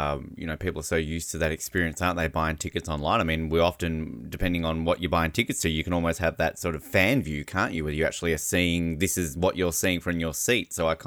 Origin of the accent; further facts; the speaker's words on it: United States; being American